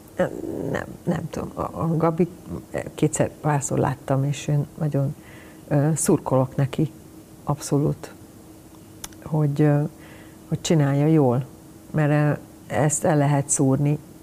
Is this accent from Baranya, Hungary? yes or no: no; Budapest, Hungary; Én Pesten születtem, és én Pesti, ugye, Pesti lány